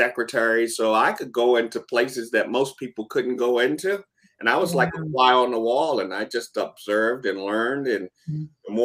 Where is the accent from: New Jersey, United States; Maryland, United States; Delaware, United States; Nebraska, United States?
Maryland, United States; Baltimore; born and raised in Baltimore